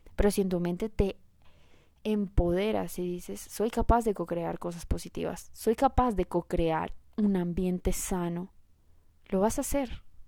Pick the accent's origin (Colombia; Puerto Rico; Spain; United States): Colombia; yo soy colombiana